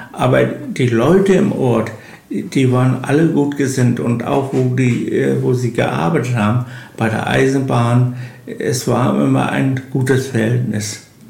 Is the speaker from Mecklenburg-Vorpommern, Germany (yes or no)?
yes; Malliß, Mecklenburg-Vorpommern, Germany; ich bin gebürtiger Mallis, also Urkern Mallis, wie so, ein Baum gewachsen, Mallisser